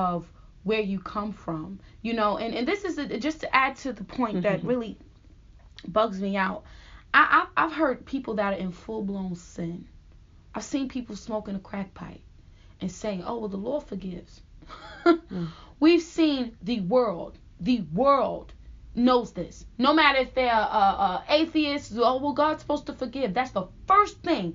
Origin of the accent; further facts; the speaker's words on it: United States; I'm from America. And I'm very proud to say I'm from America